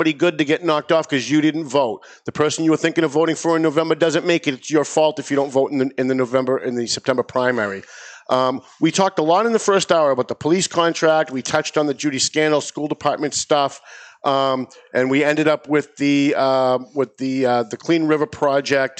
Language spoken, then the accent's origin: English; North Andover, Massachusetts, United States; my hometown of North Andover